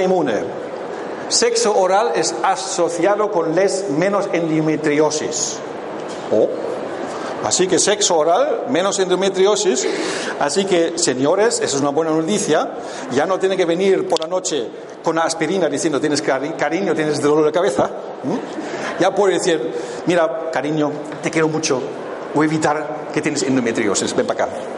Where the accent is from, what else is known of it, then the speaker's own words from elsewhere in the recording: Germany; yo vengo de Alemania